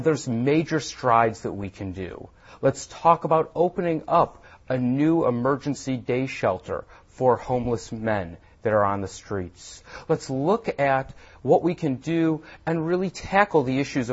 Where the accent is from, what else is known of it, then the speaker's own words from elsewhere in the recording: Wausau, Wisconsin, United States; moved away as an adult; now in Madison, United States; I was originally from Wausau, Wisconsin, and I came here for school